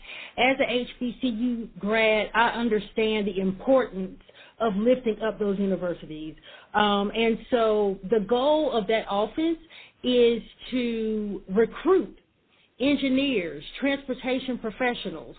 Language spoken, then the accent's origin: English; Raleigh, North Carolina, United States; I am from North Carolina, from Raleigh